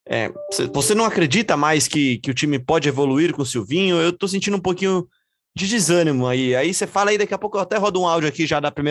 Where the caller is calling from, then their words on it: Santo André, São Paulo, Brazil; sou de Santo André.